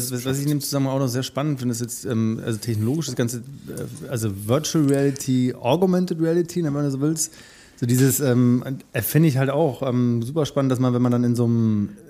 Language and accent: German; Radolfzell, Baden-Württemberg, Germany; in meiner Stadt, wo ich groß geworden bin, Radolf